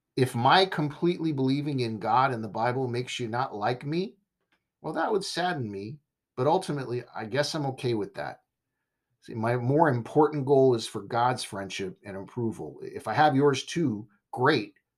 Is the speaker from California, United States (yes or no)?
yes; Southern California, United States; now in Texas, United States; I was raised in Southern California. That's my heart and my home